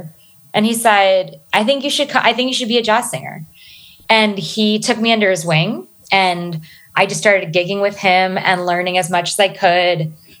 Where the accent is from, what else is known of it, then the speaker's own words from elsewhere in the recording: East Coast, United States; So I'm a military kid. So I'm from up and down the East Coast. Just moved around a ton, primarily in the DMV, DC, Maryland, Virginia area.